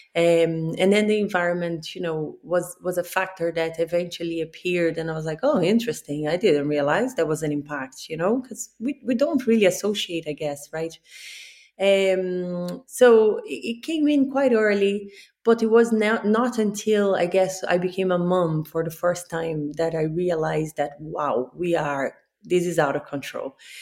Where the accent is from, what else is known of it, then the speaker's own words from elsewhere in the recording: Rio de Janeiro, Brazil; moved away; I'm from Rio